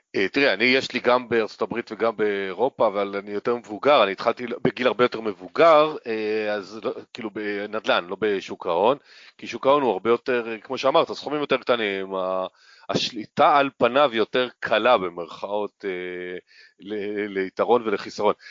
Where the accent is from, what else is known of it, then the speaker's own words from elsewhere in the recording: Northern Israel, Israel; גם אני צפוני